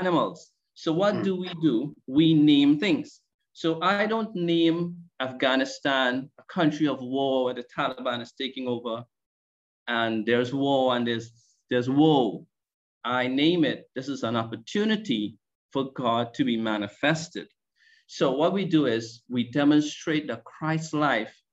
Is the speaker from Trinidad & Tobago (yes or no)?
yes; Trinidad & Tobago; I am from Trinidad and Tobago